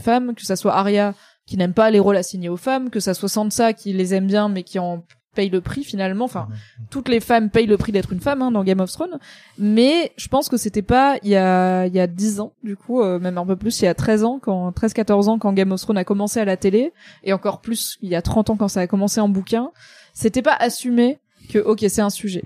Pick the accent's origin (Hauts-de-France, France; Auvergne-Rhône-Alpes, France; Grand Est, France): Grand Est, France; Je suis alsacienne un peu, tu vois, donc je suis un peu protestante